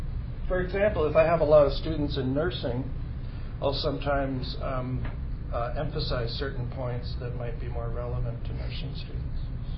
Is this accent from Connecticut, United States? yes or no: yes; Connecticut, United States; moved away as an adult; also born or lived in Massachusetts / California; I was born in Connecticut, in New England, and I lived for about the first 18 or 19 years in Connecticut and Massachusetts, kind of moved around a lot when I was a kid. Then I moved to California when I was about 19